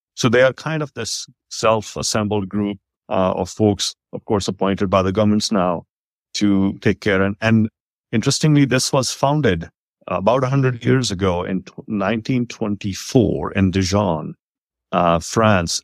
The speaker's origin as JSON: {"language": "English", "country": "India", "tie": "born or raised there", "moved": "yes", "lives_now": "Texas, United States", "said": "I grew up in India in those times"}